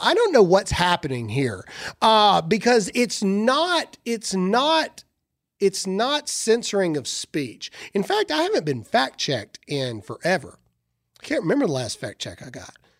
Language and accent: English; the South, United States; I'm from the South